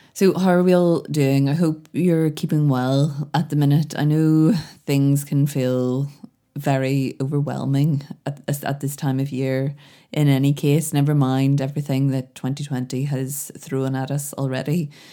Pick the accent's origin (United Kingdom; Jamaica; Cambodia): United Kingdom; Belfast, Northern Ireland; I'm from Belfast